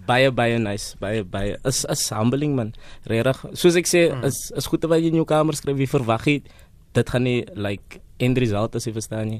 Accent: Eastern Cape, South Africa; ek is van die Ooskaap

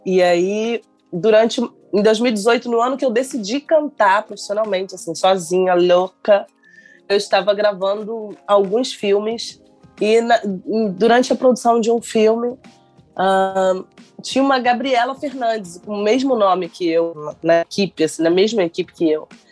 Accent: São Gonçalo, Rio de Janeiro, Brazil; Eu mesma estou aqui, eu sou de São Gonçalo

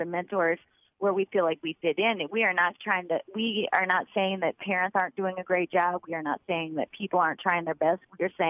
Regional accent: Ann Arbor, Michigan, United States; accent: Michigan; moved away as an adult; also born or lived in East Oakland, California; now in Oakland, United States; You know, I grew up in Ann Arbor, a successful college town. Even though we were lower middle class, blue collar folks

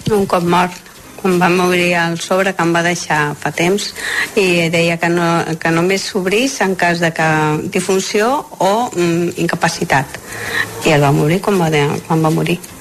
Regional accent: Galicia, Spain; moved away; com que jo sóc gallega, sempre parlàvem en castellà

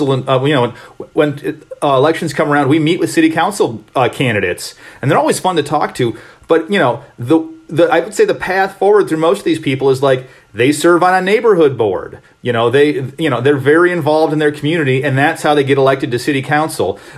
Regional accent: Detroit, Michigan, United States; now in Madison, United States; Growing up in Detroit

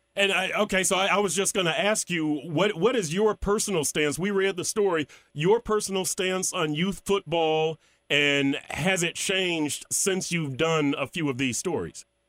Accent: Texas, United States; I'm from Texas

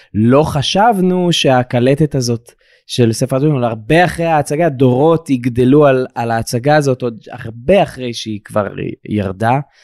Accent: Eilat, Southern District, Israel; בתור ילד באילת

